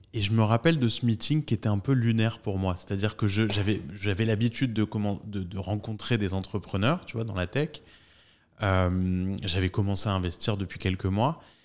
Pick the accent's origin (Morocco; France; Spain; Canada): France; nous les Français